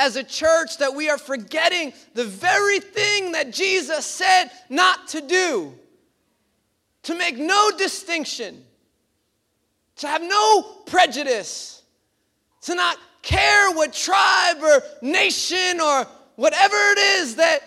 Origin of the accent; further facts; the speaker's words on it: New York City, New York, United States; growing up in Bay Ridge